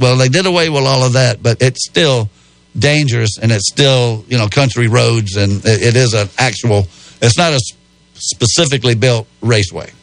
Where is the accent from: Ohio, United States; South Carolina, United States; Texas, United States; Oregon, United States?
South Carolina, United States; Spartanburg; I'm from Spartanburg